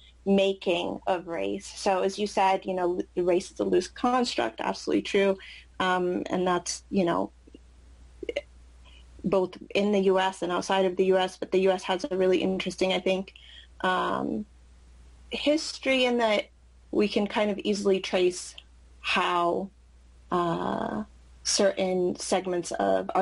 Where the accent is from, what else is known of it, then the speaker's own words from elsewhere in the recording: San Jose, California, United States; English is a second language; I grew up in San Jose, which is a pretty, I would say, culturally diverse place